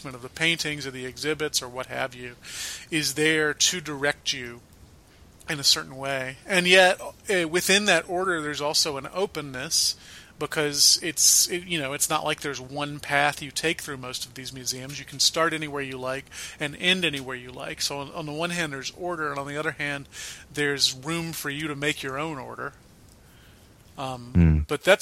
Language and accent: English; Atlanta, Georgia, United States; now in Minneapolis, United States; I grew up in Atlanta